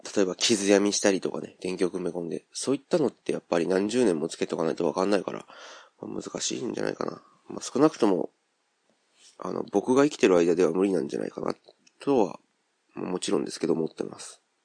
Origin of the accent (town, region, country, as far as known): Kansai, Japan; accent: Kansai-ben